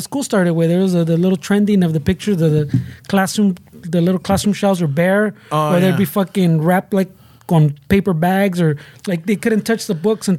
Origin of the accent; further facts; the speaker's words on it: Los Angeles, California, United States; I thought I grew up in East LA for most of my life. And until and someone goes, no, bro, that's Boyle Heights.